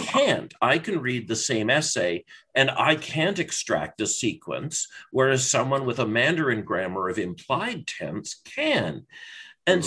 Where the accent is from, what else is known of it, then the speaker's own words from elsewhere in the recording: British Columbia, Canada; in British Columbia, I learned uh, a language that probably hundreds of thousands of British Columbians speak, but no one else does. Um, BC high school French